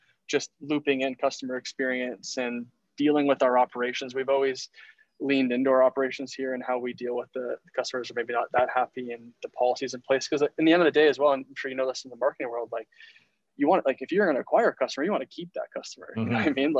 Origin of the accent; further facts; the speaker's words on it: Ontario, Canada; now in British Columbia, Canada; I'm originally from Ontario, living in BC